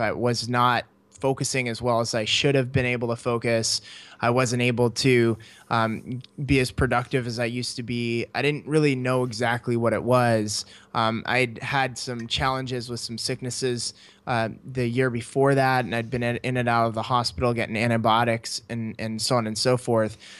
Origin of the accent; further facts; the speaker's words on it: Canada; moved away as an adult; I grew up in Canada